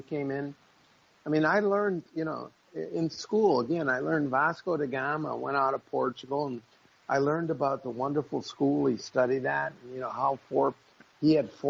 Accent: Wisconsin, United States; I'm from Wisconsin.

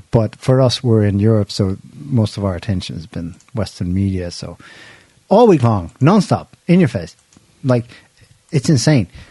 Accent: Ireland; we're Irish

